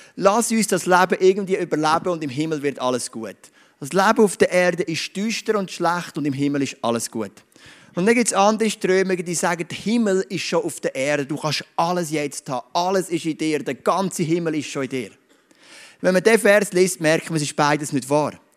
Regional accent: Switzerland; ich bin stolz darauf, ein Schweizer zu sein.

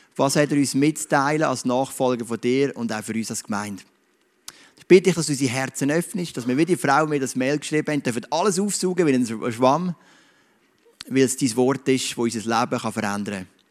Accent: Switzerland; ich bin stolz darauf, ein Schweizer zu sein.

